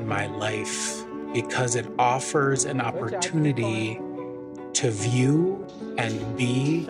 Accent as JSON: {"language": "English", "town": "Milwaukee", "region": "Wisconsin", "country": "United States", "moved": "yes", "lives_now": "Fort Worth, United States", "said": "I'm a Midwesterner. I'm from Milwaukee, Wisconsin."}